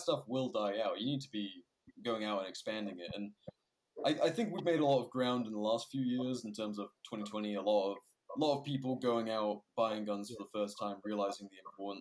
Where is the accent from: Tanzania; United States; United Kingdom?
United Kingdom; moved away; being a Brit